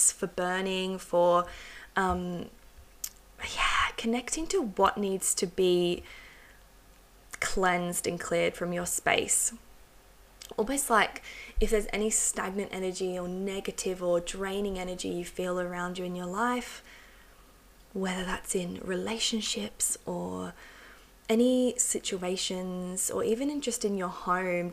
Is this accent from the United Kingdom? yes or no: yes; England, United Kingdom; I was born in England, and I've got a long ancestry in England and Wales.